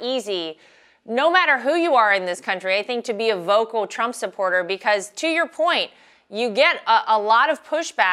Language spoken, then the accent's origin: English; North Carolina, United States; my home state